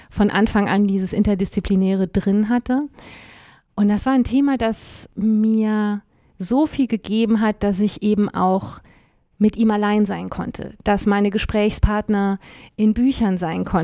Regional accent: France; Ich war als, als Französin eigentlich für die französische Abteilung der deutschen Division vorgesehen

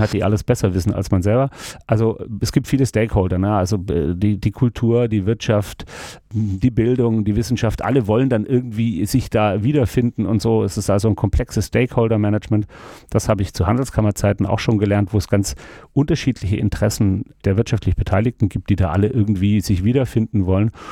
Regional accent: Stuttgart, Baden-Württemberg, Germany; moved away as an adult; also born or lived in Freiburg / Hamburg; ich bin in Stuttgart geboren und aufgewachsen

